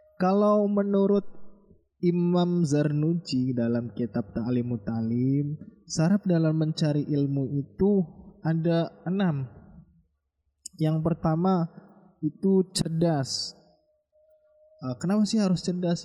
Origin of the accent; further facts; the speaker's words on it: Java, Indonesia; kita orang Jawa